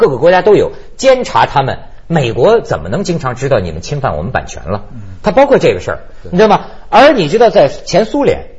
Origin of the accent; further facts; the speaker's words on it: China; 但是你看我们中国人礼义之邦，什么都告诉人家